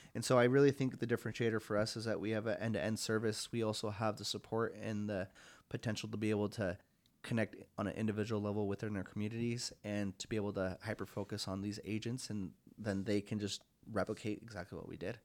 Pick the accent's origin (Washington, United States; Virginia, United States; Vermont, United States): Washington, United States; Longview; now in Spokane, United States; my hometown itself, Long View, Washington